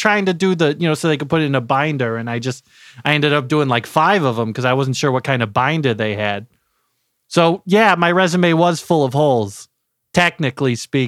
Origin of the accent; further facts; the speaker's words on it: Terre Haute, Indiana, United States; I'm homegrown. I'm here from Terre Haute. Never left. Not once, you know?